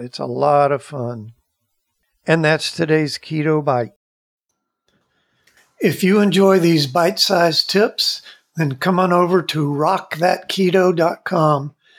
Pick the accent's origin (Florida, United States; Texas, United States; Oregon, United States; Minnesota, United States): Florida, United States; Maitland; where I grew up in Maitland, Florida